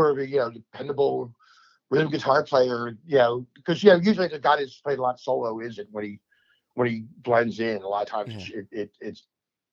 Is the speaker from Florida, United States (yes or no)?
no; New Jersey, United States; now in Memphis, United States; I'm from New Jersey.